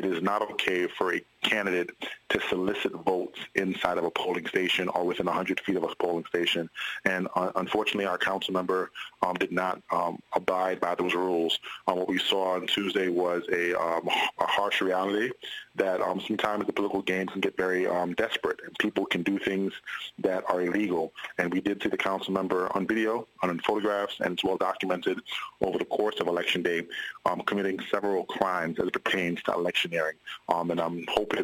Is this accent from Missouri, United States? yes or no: no; New York City, New York, United States; I'm a lifelong Brooklynite, born and raised in Brooklyn, New York, Flatbush